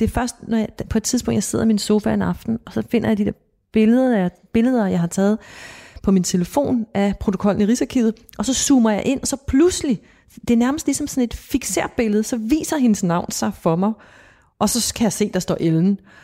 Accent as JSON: {"language": "Danish", "town": "Copenhagen", "region": "Capital Region of Denmark", "country": "Denmark", "tie": "born or raised there", "said": "jeg voksede op i København i, øh, på Amager"}